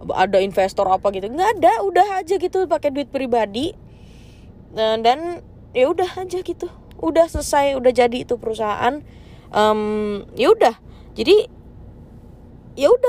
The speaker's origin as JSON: {"language": "Indonesian", "region": "North Sumatra", "country": "Indonesia", "said": "gue kan orang Batak ya jadi yang diduluin tuh orang Batak"}